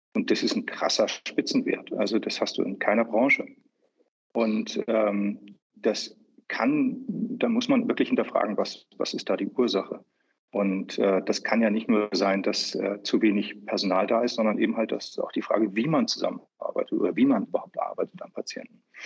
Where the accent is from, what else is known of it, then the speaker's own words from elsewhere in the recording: Hamburg, Germany; also born or lived in Upper Austria / Vienna; now in Austria; ich als gebürtiger Hamburger jetzt in Wien sitze